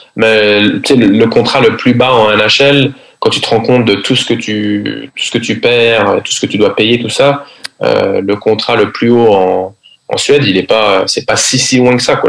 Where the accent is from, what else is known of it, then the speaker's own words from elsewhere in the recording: Paris, Île-de-France, France; first language French; moved away as an adult; also born or lived in Sweden; je suis français, je, je viens de Paris.